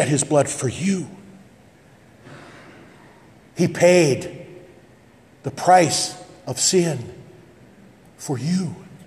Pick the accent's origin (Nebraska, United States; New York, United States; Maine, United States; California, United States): Nebraska, United States; West Point; growing up in West Point, Scribner is as obscure as you can get